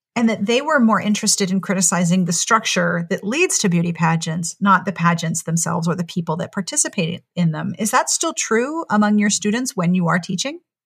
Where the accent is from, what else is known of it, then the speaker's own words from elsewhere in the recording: Pittsburgh, Pennsylvania, United States; moved away as an adult; also born or lived in South Carolina; I grew up in Pittsburgh, and then I went to a women's college in South Carolina